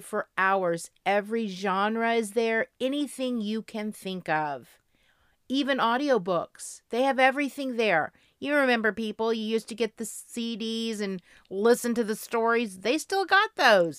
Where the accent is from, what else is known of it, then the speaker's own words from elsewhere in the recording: Florida, United States; I'm from Florida.